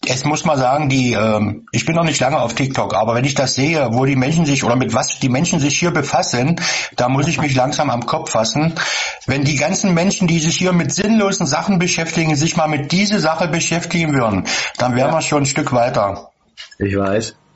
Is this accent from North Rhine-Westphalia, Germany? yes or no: no; Magdeburg, Saxony-Anhalt, Germany; Äh, ich komme hier aus Sachsen-Anhalt, aus Magdeburg.